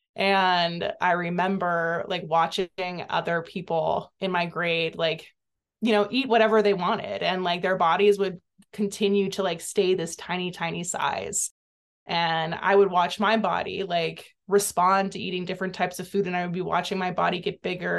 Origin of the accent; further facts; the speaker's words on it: Santa Cruz, California, United States; I grew up in Santa Cruz, California